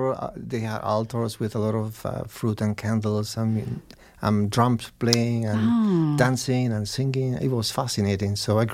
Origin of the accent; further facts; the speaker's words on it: Cuba; English is a second language; Absolutely. So I grew up in the family of four women. So I was pampered, but also, I learned a lot.